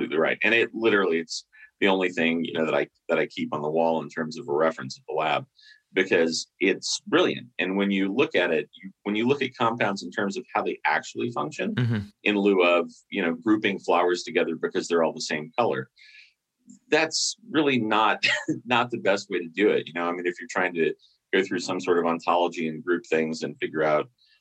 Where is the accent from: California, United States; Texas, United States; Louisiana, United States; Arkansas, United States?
Louisiana, United States; New Orleans; moved away as an adult; also born or lived in Mississippi; I moved from New Orleans, where I grew up